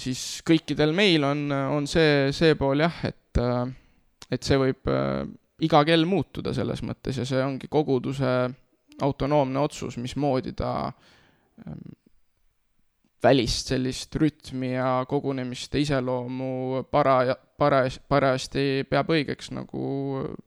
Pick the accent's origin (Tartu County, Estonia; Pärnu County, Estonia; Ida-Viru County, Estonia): Tartu County, Estonia; Nõo; moved away; ma tulen eh, Nõost, selles mõttes, et ma kasvasin üles Nõos